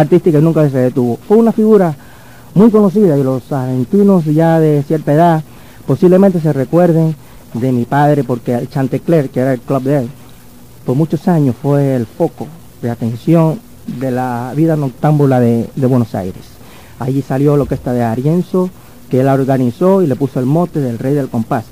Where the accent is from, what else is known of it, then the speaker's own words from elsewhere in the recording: Havana, Cuba; yo nací en La Habana